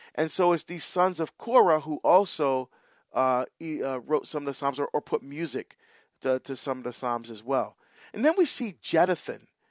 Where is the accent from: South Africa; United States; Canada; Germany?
United States; New York; I grew up in the Northeast Corridor, Penn Station, New York. I grew up all around trains